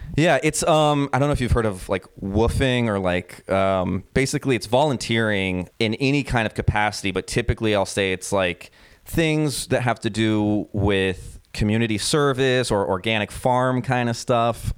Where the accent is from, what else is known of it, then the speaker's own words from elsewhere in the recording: United States; moved away as an adult; also born or lived in New York; now in Berlin, Germany; being an American